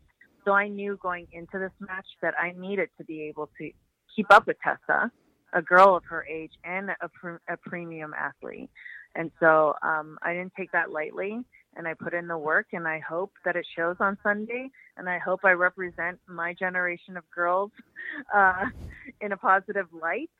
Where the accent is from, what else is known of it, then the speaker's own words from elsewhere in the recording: Toronto, Ontario, Canada; it's in Toronto, my hometown